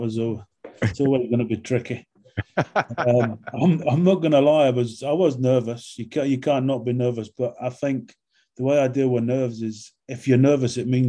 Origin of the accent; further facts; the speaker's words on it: London, United Kingdom; accent: London; also born or lived in Scotland; I grew up in London in my sort of teen years, so I went to school in London.